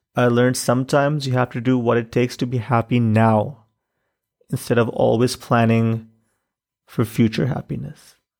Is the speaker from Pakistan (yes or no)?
yes; Pakistan; moved away as an adult; also born or lived in Chicago; In Pakistan, I grew up with different kinds of privilege.